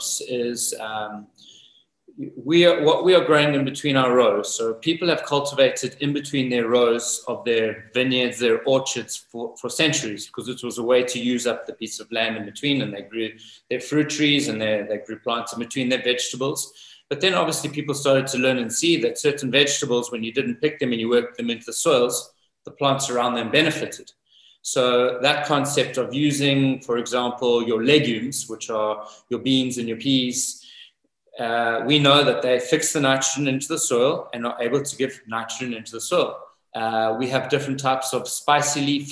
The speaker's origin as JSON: {"language": "English", "country": "South Africa", "tie": "born or raised there", "also_born_or_lived": "New Zealand / Napa Valley / Italy", "moved": "as an adult", "lives_now": "Greve in Chianti, Italy", "said": "I was actually born and raised in South Africa"}